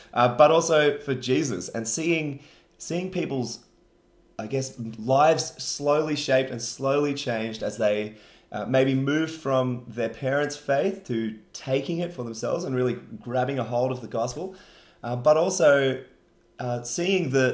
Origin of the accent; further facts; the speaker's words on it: Wollongong, New South Wales, Australia; now in Sydney, Australia; I grew up in Wollongong, which is drastically different.